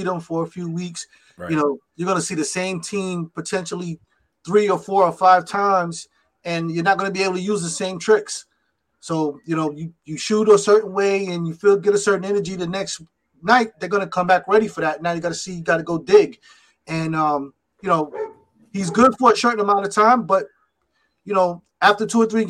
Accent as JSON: {"language": "English", "town": "New York City", "region": "New York", "country": "United States", "said": "Brooklyn's my home team. I'm from Brooklyn"}